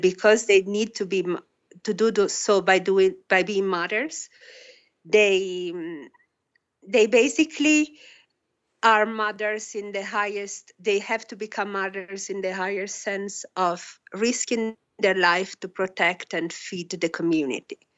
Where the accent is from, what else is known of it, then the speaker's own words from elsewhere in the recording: Italy; moved away; also born or lived in Australia; I grew up in Italy and Australia